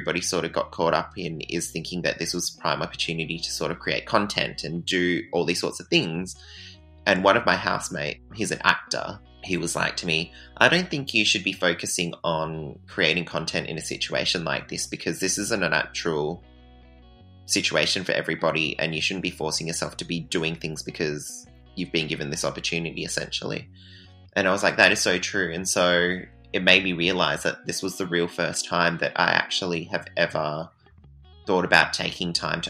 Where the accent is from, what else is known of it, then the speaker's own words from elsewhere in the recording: near Bunbury, Southwest Western Australia, Australia; I grew up in Southwest WA, in a town called Rowlands, which is like 15 minutes away from Bunbury